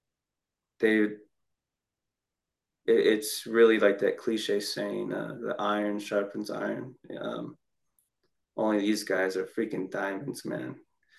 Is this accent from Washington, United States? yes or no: no; Ogden, Utah, United States; my hometown, Ogden